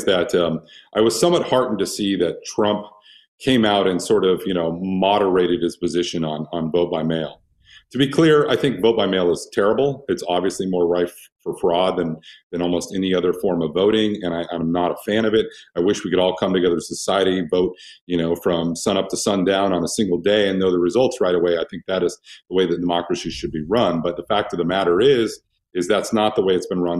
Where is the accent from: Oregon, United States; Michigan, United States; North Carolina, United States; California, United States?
Oregon, United States; moved away; I'm from Oregon